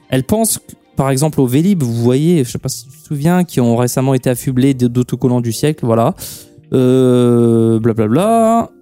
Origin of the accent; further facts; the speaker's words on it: Portugal; Moi je suis portugais